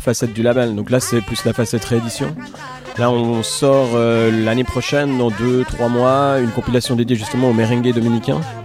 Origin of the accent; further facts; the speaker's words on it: Geneva, Switzerland; chez nous, à Genève, ou dans la, en Suisse romande